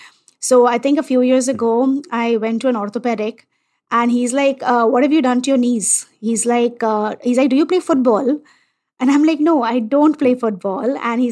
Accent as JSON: {"language": "English", "country": "India", "said": "And as an Indian, I accept Ayurveda, right?"}